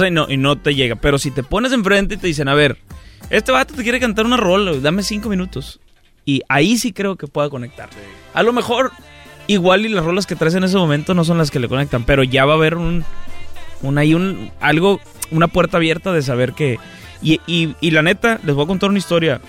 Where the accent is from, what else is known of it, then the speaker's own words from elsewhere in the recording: Mexico; yo pues soy mexicano, no tengo papeles de acá